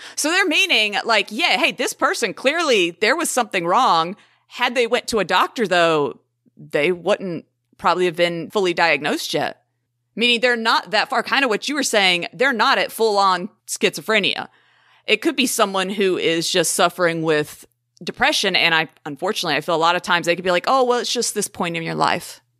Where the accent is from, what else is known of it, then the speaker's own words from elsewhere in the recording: the South, United States; I am from the South